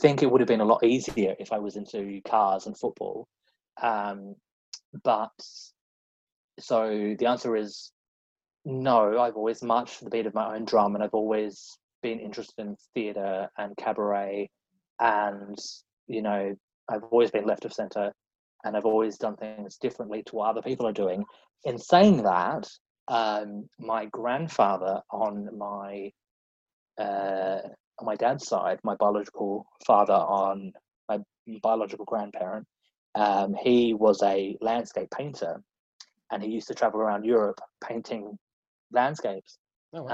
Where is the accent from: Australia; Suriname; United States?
Australia; Central Australia; moved away as an adult; also born or lived in Adelaide, Australia; now in London, United Kingdom; I am from Australia originally. I grew up on a sheep and wheat farm in central Australia, in a very small town of 500 people.